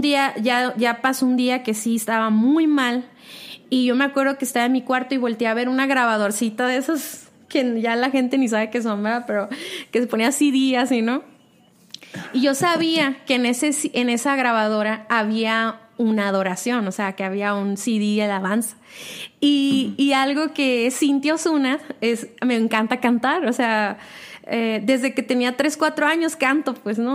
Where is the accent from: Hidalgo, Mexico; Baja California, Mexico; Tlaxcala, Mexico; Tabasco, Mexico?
Baja California, Mexico; Mexicali; now in Guadalajara, Mexico; nací en Mexicali